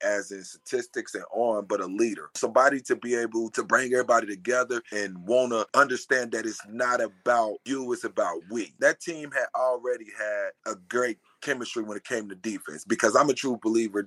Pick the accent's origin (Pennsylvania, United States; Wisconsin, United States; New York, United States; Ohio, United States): Ohio, United States; Cincinnati; I'm from Cincinnati